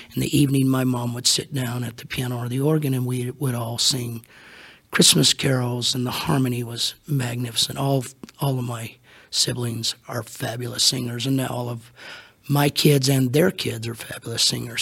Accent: Hutchinson, Kansas, United States; also born or lived in Salina, Kansas; When I was three, God called my parents to Hutchinson, Kansas. And so basically, all I know is the ministry. They were there for 44 years

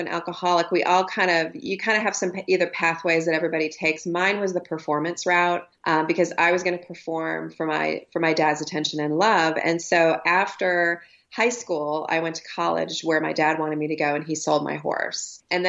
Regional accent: Ohio, United States; also born or lived in Oklahoma; I grew up in Ohio and Oklahoma, and everything looked really great on the outside.

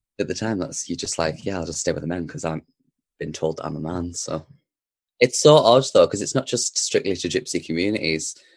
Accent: Darlington, North East England, United Kingdom; I was born in Darlington, so Darlington's always somewhere that we used to come back. It was sort of like the base, the hub, if you will. So, I did spend a lot of my time growing up in Darlington

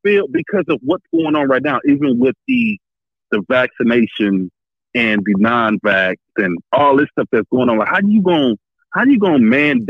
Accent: California, United States; I'm from California, bro.

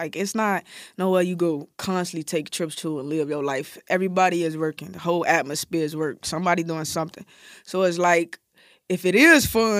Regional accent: Chicago, Illinois, United States; Oh, I'm from Iraq, Chicago.

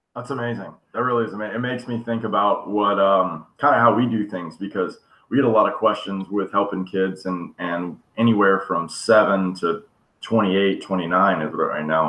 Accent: Destin, Florida, United States; also born or lived in Mexico; I'm a little bit of East Coast guy too, from a uh, small town called Destin

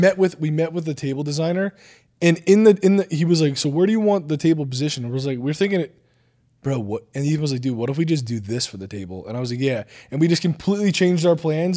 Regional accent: New Jersey, United States; I'm from New Jersey

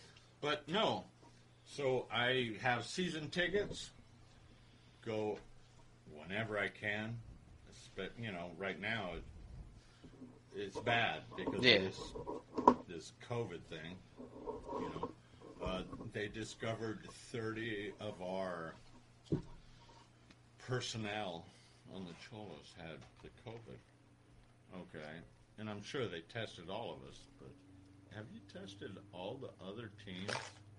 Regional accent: United States; I'm an American. I'm one of those guys that thinks Equipo Sin Fronteras, okay? So, we're from the United States.

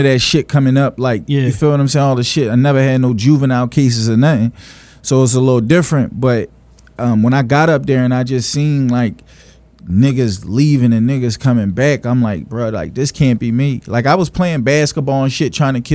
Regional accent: Philadelphia, Pennsylvania, United States; I'm from Philly. I be hearing a lot like he not from the city. Well, I am from Philly, southwest 56 and Malcolm. I just moved out to like the county. My mom had met somebody and moved to the county

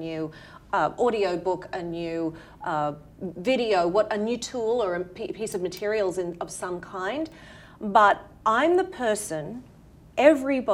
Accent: Australia; accent: Australian; moved away as an adult; now in New York City, United States; originally, as you can tell from my accent, from Australia

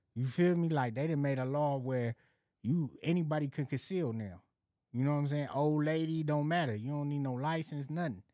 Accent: Los Angeles, California, United States; also born or lived in Arizona; Moms came out here ninety-one, ninety-two. I came right along with her

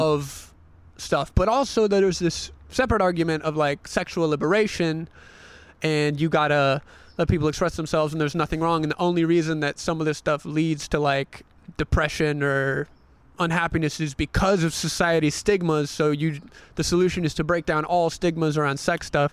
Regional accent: the South, United States; growing up in the South

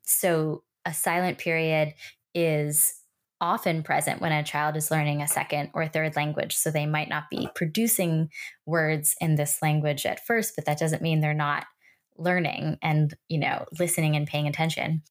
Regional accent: New York City, New York, United States; I grew up in New York City

